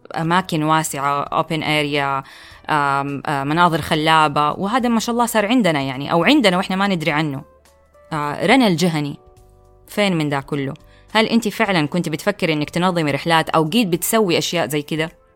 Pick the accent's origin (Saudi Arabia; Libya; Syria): Saudi Arabia